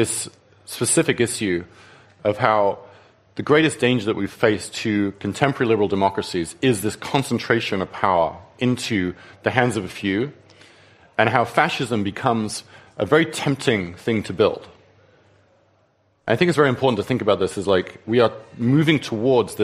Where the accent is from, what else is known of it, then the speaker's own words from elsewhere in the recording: England, United Kingdom; moved away; in England, my home country